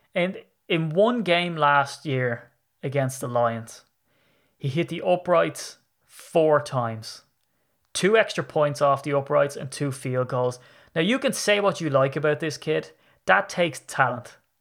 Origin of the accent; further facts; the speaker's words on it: Ireland; I'm Irish.